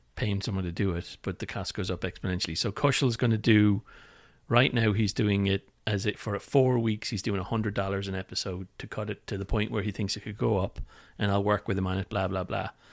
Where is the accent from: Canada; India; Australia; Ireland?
Ireland; Limerick, Munster; moved away as an adult; also born or lived in London, United Kingdom; now in California, United States; I moved four hundred miles from Limerick to London